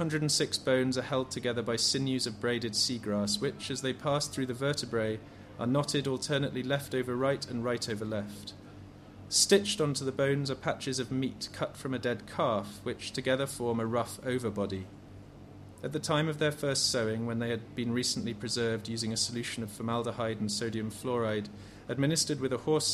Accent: England, United Kingdom; Being very English

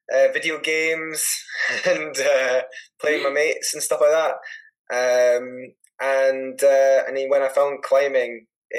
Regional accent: Edinburgh, Scotland, United Kingdom; I grew up in Edinburgh

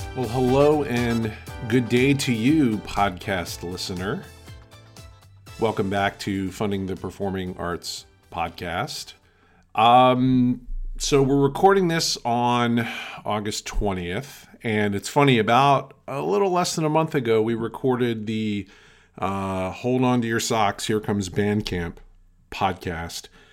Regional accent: outside of Philadelphia, Pennsylvania, United States; I grew up outside of Philadelphia

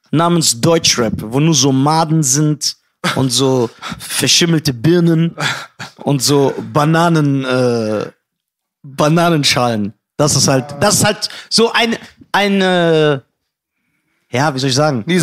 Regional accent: Iran; Du hast mich doch nur eingeladen, weil du dachtest, ich bin ein Iraner. Mhm. Und das stimmt sogar.

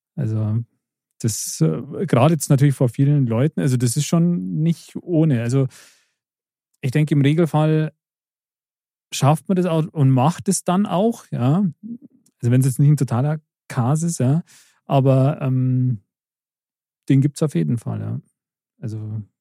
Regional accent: Germering, Bavaria, Germany; als gebürtig Germering

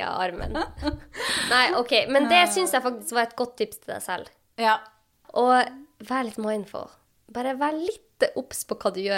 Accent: Sortland, Nordland, Norway; På Sortland, der jeg er ifra, så har de en egen gruppe for Sortland.

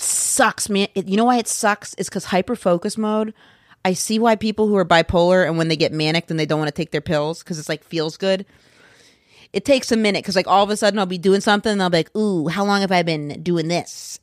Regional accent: Maine, United States; moved away; I'm from Maine

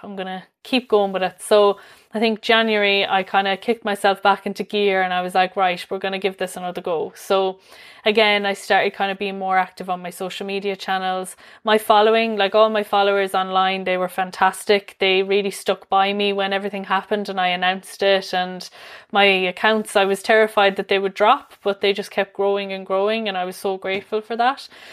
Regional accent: Limerick, Munster, Ireland; I'm from Limerick myself.

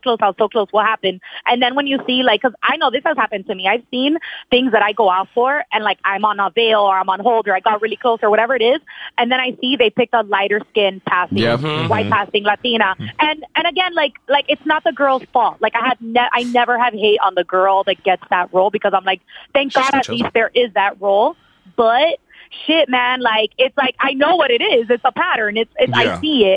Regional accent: Cuba; moved away; also born or lived in Miami

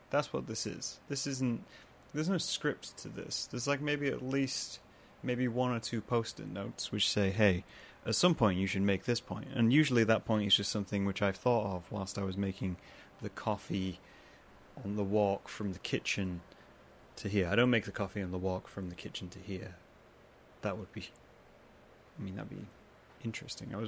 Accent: Midlands, United Kingdom; moved away; I'm apparently not not allowed to be part of any of it because I'm from the Midlands, and then I rejected the Midlands by moving away to another part of the world.

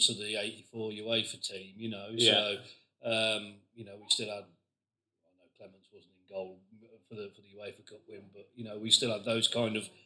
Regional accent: Midlands, United Kingdom; I'm from the Midlands

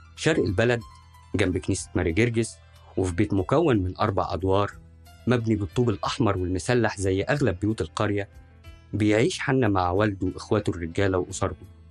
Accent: Al-Barsha, Minya Governorate, Egypt

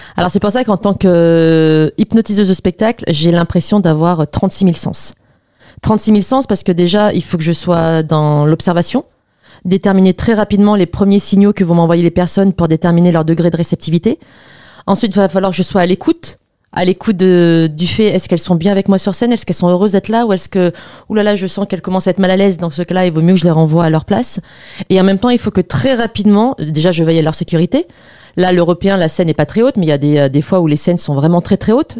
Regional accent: the South, southern France, France; now in Paris, France; moi, je viens du Sud

